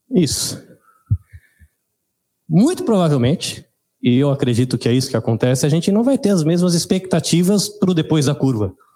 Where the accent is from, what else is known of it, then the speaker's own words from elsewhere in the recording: São Paulo, Brazil; born there; Nasci em São Paulo